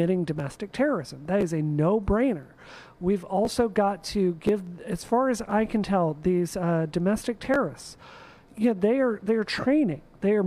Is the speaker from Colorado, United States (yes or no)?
no; Mississippi, United States; now in Massachusetts, United States; I grew up in Mississippi.